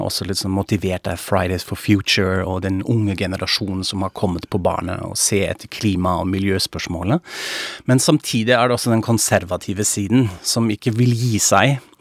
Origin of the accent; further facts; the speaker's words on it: Frankfurt am Main, Hesse, Germany; now in Norway; jeg er tysk, fra Frankfurt am Main